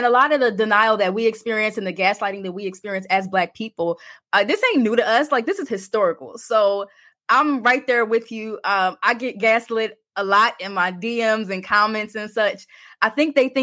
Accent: Delaware, United States; moved away as an adult; now in Washington, D.C., United States; My family's from Texas, but I grew up in Delaware.

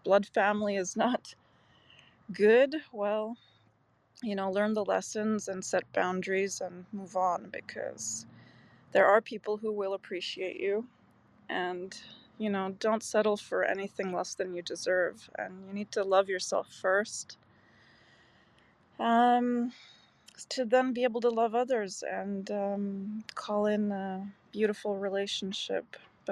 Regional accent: Canada; also born or lived in Macau, China; now in Czech Republic; I'm in the Czech Republic. I grew up in Canada.

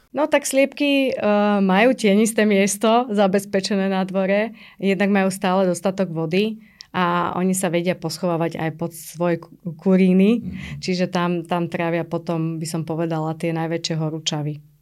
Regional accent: Trnava, Trnava Region, Slovakia; also born or lived in Pusté Úľany; som vyrastala v byte v Trnave

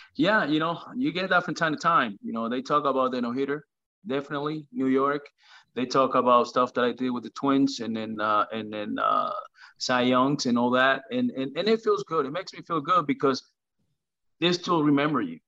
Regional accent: Venezuela; born or raised there; now in United States

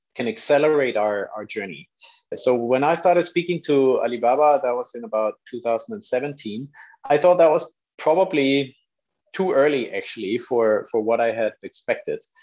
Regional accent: Denmark; moved away as an adult; also born or lived in London; I'm from Denmark.

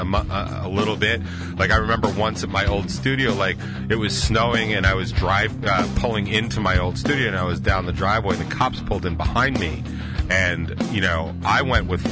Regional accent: Northport, New York, United States; I grew up in Northport

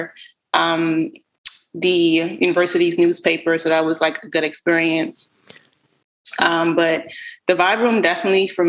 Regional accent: Baltimore, Maryland, United States; featuring Baltimore creatives, which has been really exciting because that's my hometown

